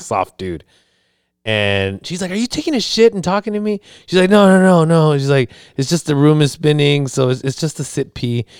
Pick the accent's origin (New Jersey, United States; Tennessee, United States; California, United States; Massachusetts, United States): California, United States; San Diego; I'm from San Diego